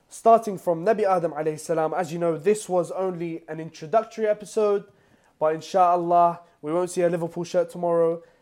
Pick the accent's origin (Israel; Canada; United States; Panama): Panama; I'm from Panama, uh, where we have a majority Catholic population.